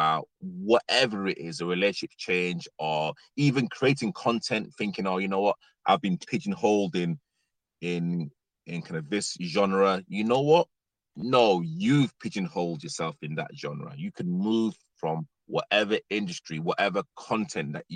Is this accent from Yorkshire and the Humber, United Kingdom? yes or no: yes; Leeds, Yorkshire and the Humber, United Kingdom; moved away as an adult; now in London, United Kingdom; Leeds is literally my hometown. I literally love Leeds. I'm a northerner.